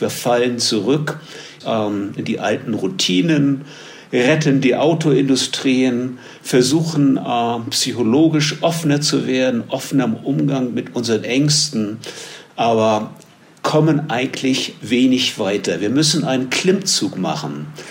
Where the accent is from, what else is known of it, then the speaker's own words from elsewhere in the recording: Germany; moved away as an adult; now in Medellín, Colombia; Als Deutscher, der seit vielen Jahren in Kolumbien zeitweise lebt